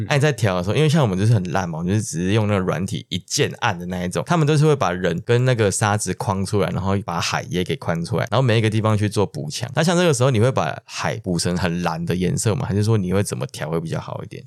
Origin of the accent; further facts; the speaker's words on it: Taiwan; 我们台湾这边